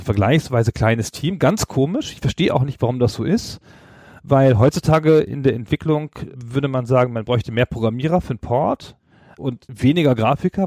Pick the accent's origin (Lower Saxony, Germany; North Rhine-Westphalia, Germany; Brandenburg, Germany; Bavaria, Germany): Lower Saxony, Germany; Holzminden; in meiner Heimatstadt in Holzminden, also jedenfalls die Stadt, in der ich Abi gemacht habe